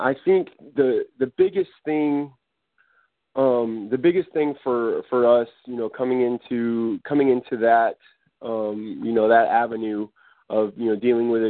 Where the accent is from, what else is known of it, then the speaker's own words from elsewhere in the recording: Erie, Pennsylvania, United States; also born or lived in Corsicana, Texas / Fayetteville, Arkansas; now in Pine Bluff, United States; I'm originally from Erie, Pennsylvania. So in, up in the upper Midwest, northeast part of the country, boys/guys volleyball is pretty popular thing. So I grew up playing the sport. I came down to Arkansas, was at the University of Arkansas